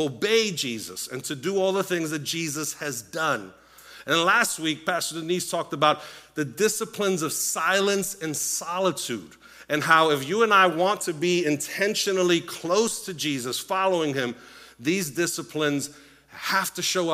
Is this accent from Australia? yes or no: no; Puerto Rico; moved away; I was born in Puerto Rico, grew up in a Latino home